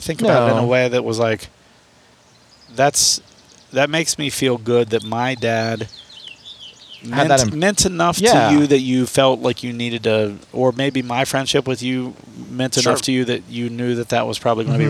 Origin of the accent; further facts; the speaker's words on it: United States; moved away; someone else had tagged me in a post from my hometown